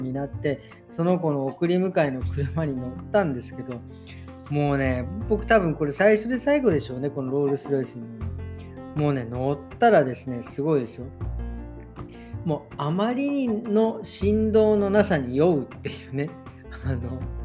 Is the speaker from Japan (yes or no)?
yes; Meguro, Tokyo, Japan; 出身東京都目黒区出身